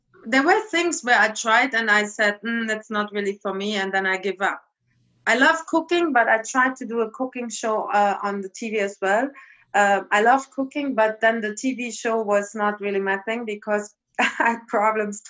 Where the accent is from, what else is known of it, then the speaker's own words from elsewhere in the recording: East Germany, Germany; moved away; I come from East Germany